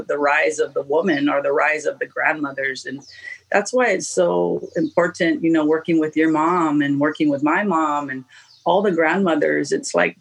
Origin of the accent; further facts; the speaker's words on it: Oahu, Hawaii, United States; I was born on Oahu, and my mom comes from Detroit.